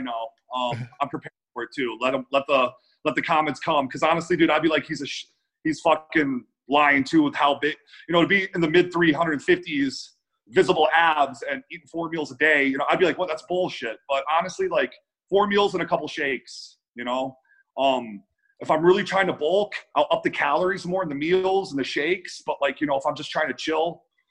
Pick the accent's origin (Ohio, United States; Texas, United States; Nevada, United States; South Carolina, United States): Ohio, United States; Cleveland; now in Las Vegas, United States; Cleveland, Ohio.